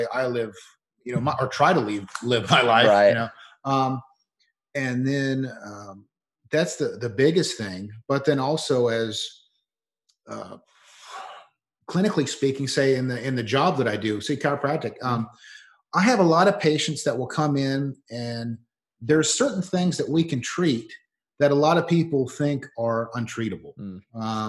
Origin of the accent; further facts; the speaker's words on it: Leesburg, Florida, United States; Leesburg's my hometown, Leesburg, Florida